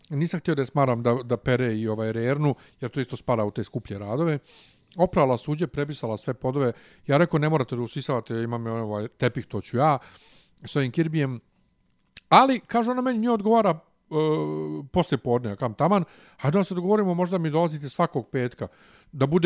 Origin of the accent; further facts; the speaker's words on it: Bosnia & Herzegovina; accent: Ijekavian; now in Serbia; Ja nje objasnim da sam ja bosanac